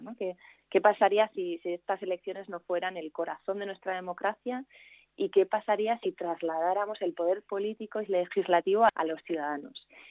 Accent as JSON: {"language": "Spanish", "region": "Navarre", "country": "Spain", "also_born_or_lived": "Belgium / Germany / Madrid / Australia", "moved": "yes", "lives_now": "Bilbao, Spain", "said": "una navarra que vive en Bilbo"}